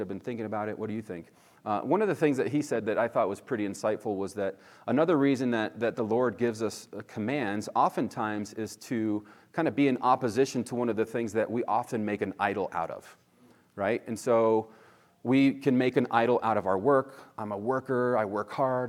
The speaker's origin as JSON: {"language": "English", "region": "Northeast", "country": "United States", "tie": "born or raised there", "moved": "yes", "lives_now": "California, United States", "said": "where I grew up in the Northeast, it was definitely more legalistic"}